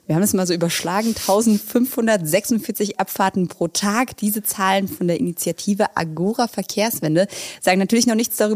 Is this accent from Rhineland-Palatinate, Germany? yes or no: yes; Rhineland-Palatinate, Germany; born or raised there; now in Berlin, Germany